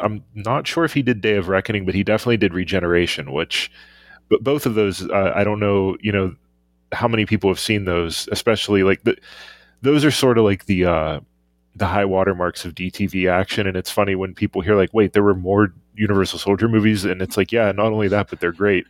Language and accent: English; Pittsburgh, Pennsylvania, United States; my hometown Pittsburgh Penguins.